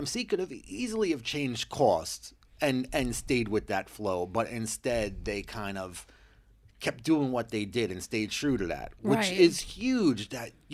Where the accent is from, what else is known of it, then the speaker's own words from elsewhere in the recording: Long Island, New York, United States; growing up in Long Island, like, in high school